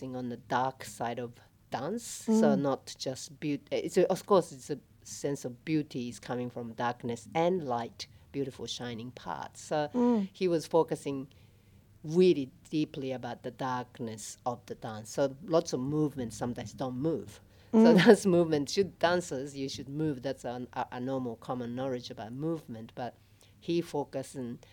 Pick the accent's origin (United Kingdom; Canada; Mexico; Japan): Japan; moved away as an adult; also born or lived in Australia; now in Melbourne, Australia; I am originally from Japan, and I lived here in Australia probably 27 years.